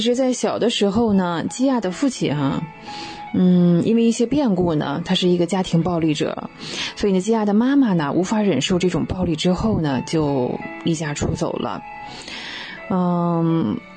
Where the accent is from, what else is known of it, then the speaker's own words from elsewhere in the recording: China; 我们中国人